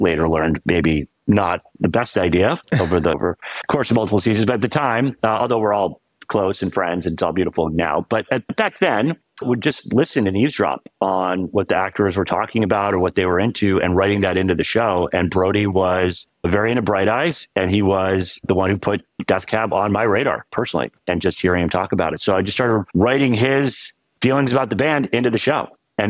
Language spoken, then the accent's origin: English; Providence, Rhode Island, United States; moved away as an adult; also born or lived in California; I grew up in Providence.